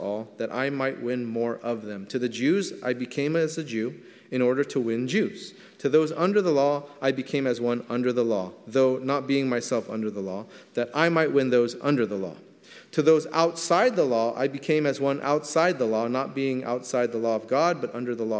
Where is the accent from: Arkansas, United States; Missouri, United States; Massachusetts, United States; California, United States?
California, United States; Southern; I grew up in Southern California.